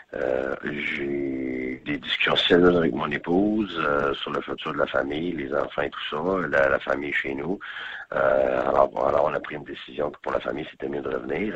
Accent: Quebec, Canada; moved away as an adult; also born or lived in Ontario / Temple; Ils étaient tout petit quand on est parti du Québec.

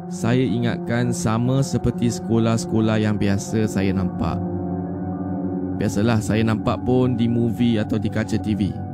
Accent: Malaysia; umur saya 15 tahun. Dan saya ni daripada Malaysia.

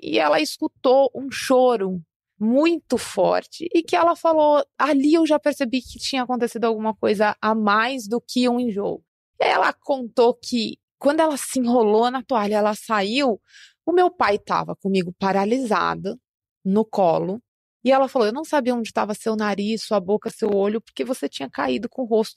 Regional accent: São Paulo, Brazil; eu nasci em uma favela na zona sul de São Paulo, aqui na capital

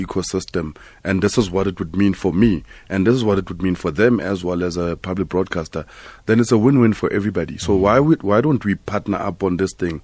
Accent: South Africa; as a South African

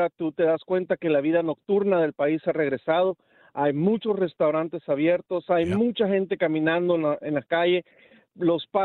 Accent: Honduras; Yo soy hondureño. Y yo, ¿qué no quisiera yo que mi país tuviera un Bukele allá?

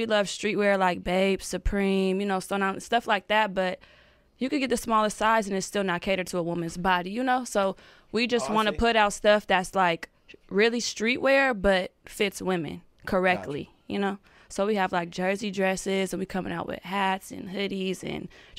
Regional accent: Oakland, California, United States; Like, I want him to grow up in Oakland just because he has to have that instilled in him. It's something about being from there that I need my baby to have

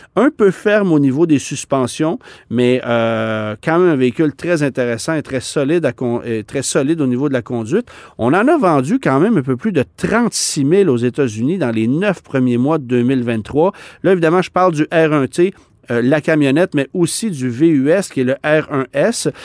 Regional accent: Quebec, Canada; chez nous au Québec

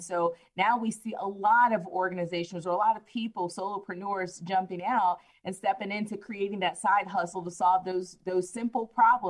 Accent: Belgium; also born or lived in Miami, Florida; I was born in Miami, Florida, but my father was in the military for over 20 some odd years. He retired from the military. So I spent my adolescent through teenage years growing up overseas in Belgium, and landed here.

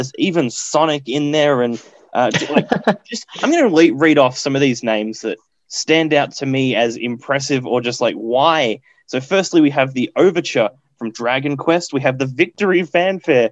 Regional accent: Australia

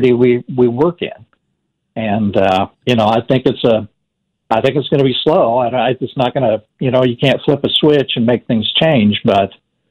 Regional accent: Overland Park, Kansas, United States; now in Wichita, United States; we were lower middle class probably there in Overland Park. And my dad worked for the Postal Service

